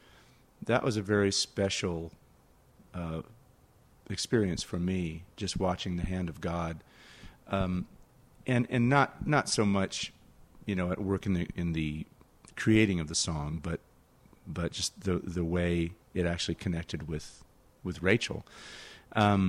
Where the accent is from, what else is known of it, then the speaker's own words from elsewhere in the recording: San Jose, California, United States; I was playing in my hometown